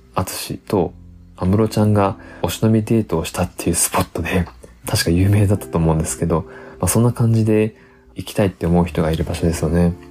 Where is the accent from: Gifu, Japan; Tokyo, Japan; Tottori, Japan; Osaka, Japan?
Tottori, Japan; 僕ら鳥取県民はですね、まあ、鳥取砂丘見慣れてる